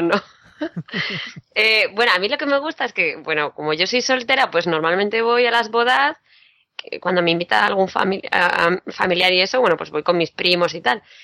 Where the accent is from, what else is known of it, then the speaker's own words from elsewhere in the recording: Madrid, Community of Madrid, Spain; de Madrid